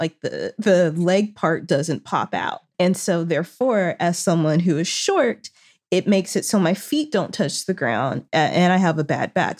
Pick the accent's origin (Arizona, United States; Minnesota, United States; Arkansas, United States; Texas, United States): Arkansas, United States; now in Los Angeles, United States; I'm currently in Arkansas visiting my family